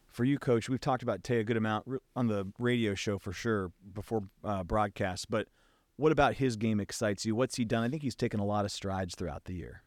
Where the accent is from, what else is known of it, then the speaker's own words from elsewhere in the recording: Seattle, Washington, United States; I grew up in Seattle